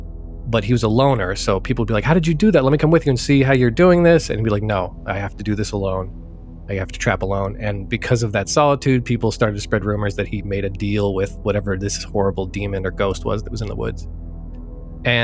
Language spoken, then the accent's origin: English; Ogden, Utah, United States; Utah, northern Utah, near Salt Lake. In a town called Ogden.